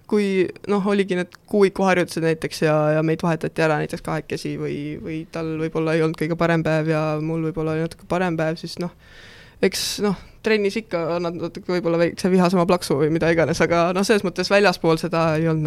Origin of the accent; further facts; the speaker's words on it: Kohila, Rapla County, Estonia; ma olen Kohilast pärit, aga ma ei ela Kohilas